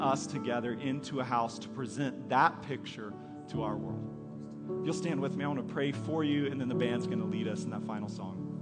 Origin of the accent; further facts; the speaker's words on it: United States; as Americans